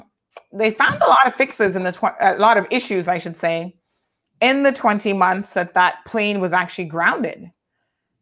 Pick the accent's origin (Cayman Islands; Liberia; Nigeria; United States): Cayman Islands; us Caymanians